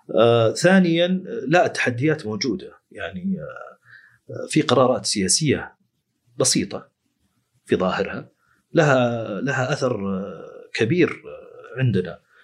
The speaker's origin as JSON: {"language": "Arabic", "country": "Saudi Arabia", "said": "عندنا في السعوديه"}